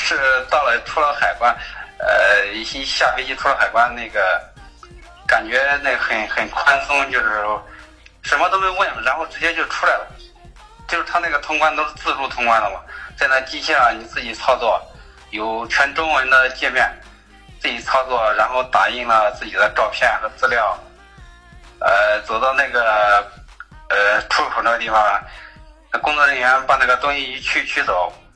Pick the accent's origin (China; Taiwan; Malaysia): China; Anhui; moved away as an adult; now in Shanghai, China; 我是来自安徽的，在目前人在上海工作，来，在上海已经五六年了，大概